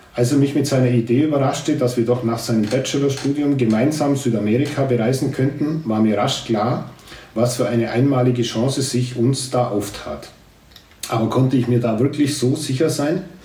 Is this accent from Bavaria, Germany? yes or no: yes; Grumbach, Bavaria, Germany; als ich Grumbach verlassen habe